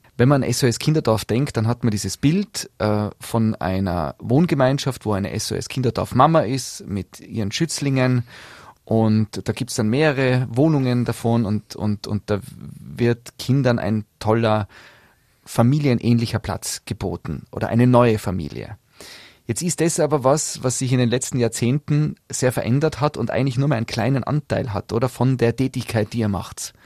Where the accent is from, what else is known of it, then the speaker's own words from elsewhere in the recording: Tyrol, Austria; bei uns in Tirol